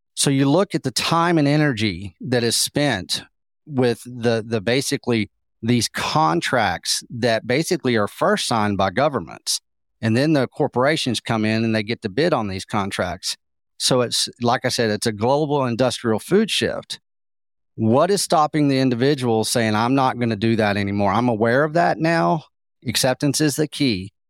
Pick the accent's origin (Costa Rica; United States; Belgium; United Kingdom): United States; Texas; also born or lived in Austin; I am from Texas